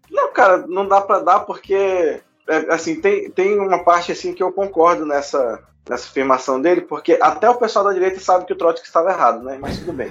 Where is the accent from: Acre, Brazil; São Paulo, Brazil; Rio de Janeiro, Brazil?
Acre, Brazil; Acre border with Bolivia, Brazil; a minha família morava na fronteira do Acre com a Bolívia e não tinha hospital do lado de cá. Aí, como eu tinha que vir nascer de cesárea, eu nasci do lado de lá da fronteira, mas só nasci mesmo, voltei e fui registrado aqui